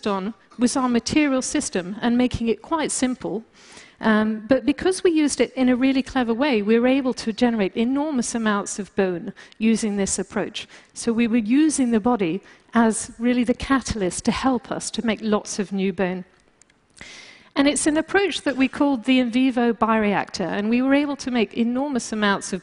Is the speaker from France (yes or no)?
yes; France; moved away; also born or lived in United Kingdom; being British and also growing up in France